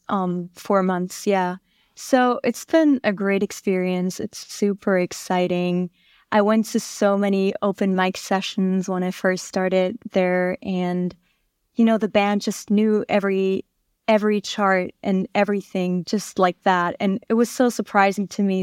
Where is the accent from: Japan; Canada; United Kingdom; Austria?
Austria; Vienna; moved away as an adult; now in New York, United States; I grew up in Austria, Vienna